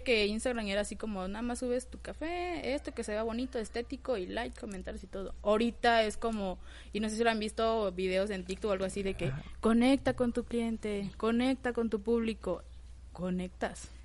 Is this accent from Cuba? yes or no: no; Villahermosa, Tabasco, Mexico; moved away as an adult; now in Tuxtla Gutiérrez, Mexico; originaria soy de Tabasco, Villahermosa, Tabasco. Pero ya tengo 8 o 10 años viviendo aquí en Tuxtla